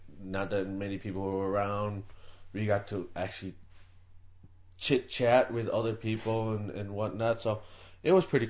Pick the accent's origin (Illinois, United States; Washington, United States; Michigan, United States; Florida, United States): Michigan, United States; Detroit; I'm just from the Detroit metro area.